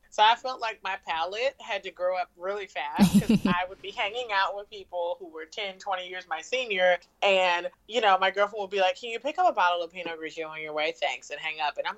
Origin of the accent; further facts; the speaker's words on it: Richmond, Virginia, United States; also born or lived in Norfolk, Virginia; I'm originally from Richmond, Virginia. I went to ODU, Old Dominion University in Norfolk, Virginia